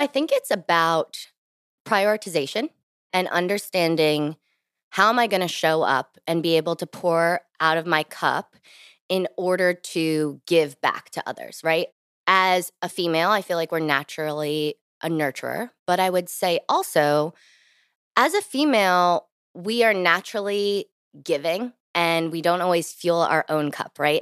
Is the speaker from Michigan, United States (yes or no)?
no; New Jersey, United States; moved away as an adult; also born or lived in Virginia / New York City; now in Washington, D.C., United States; born and raised in New Jersey